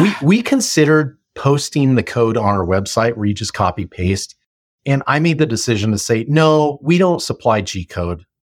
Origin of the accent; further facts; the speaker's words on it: Simi Valley, California, United States; moved away as an adult; also born or lived in Austin, Texas; my hometown of Simi Valley